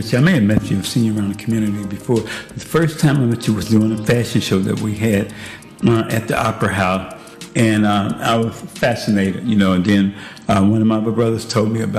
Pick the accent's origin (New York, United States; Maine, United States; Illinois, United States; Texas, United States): Illinois, United States; Chicago; now in Junction City, United States; I grew up in Chicago originally on the south side of Chicago